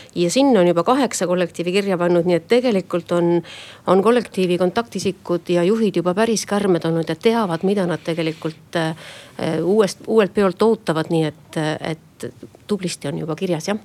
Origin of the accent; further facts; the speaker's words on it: Estonia; me oleme eestlased et me elame siin vabas Eestis